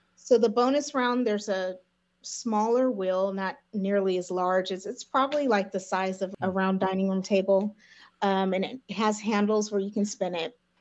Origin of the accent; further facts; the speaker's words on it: Lancaster, California, United States; I'm from Lancaster, California.